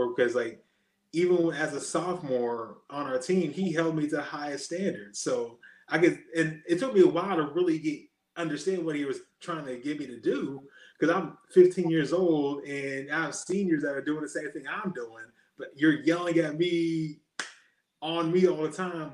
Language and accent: English; Erie, Pennsylvania, United States; I'm just from Erie, Pennsylvania